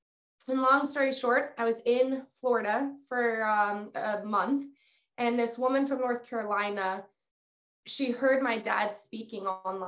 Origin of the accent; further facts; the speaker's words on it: Guatemala; moved away as an adult; Okay. So I grew up in Guatemala. My parents are missionaries there. I was there for the first 18 years of my life.